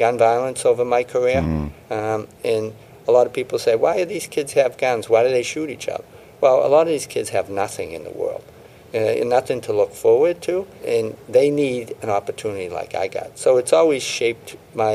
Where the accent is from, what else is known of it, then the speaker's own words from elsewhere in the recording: Boston, Massachusetts, United States; I grew up in South Boston, where Whitey Bulger was.